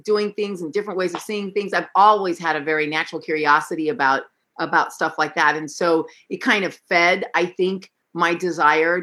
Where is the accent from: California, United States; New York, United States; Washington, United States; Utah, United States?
California, United States; San Francisco; I was born in San Francisco